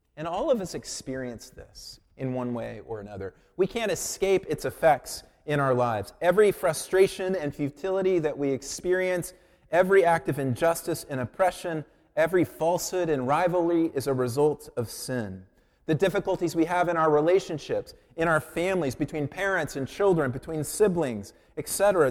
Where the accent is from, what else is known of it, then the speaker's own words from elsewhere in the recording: Colorado Springs, Colorado, United States; moved away; I grew up in Colorado Springs